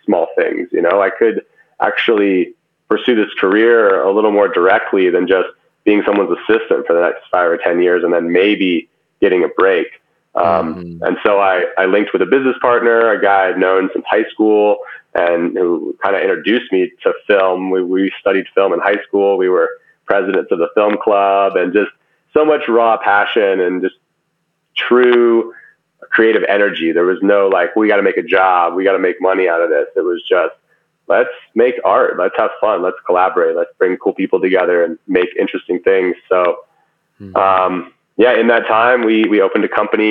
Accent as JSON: {"language": "English", "town": "Dallas", "region": "Texas", "country": "United States", "tie": "born or raised there", "also_born_or_lived": "Los Angeles, California / San Francisco, California", "moved": "as an adult", "lives_now": "Boulder, United States", "said": "growing up in Dallas"}